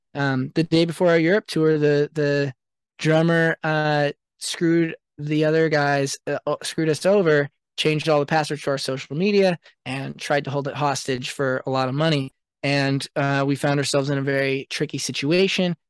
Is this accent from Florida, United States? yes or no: no; Seattle, Washington, United States; I grew up in Seattle, which was, like, a really cool music scene